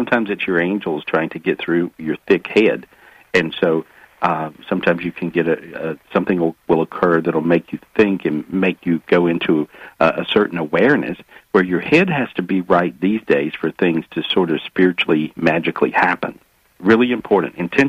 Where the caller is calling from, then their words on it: North Carolina, United States; I'm in North Carolina. It's really pretty.